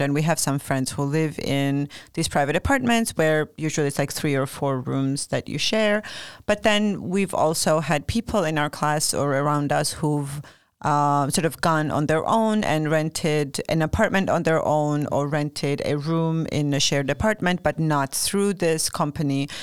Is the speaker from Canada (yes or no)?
no; Georgia; now in Norrköping, Sweden; I'm from Georgia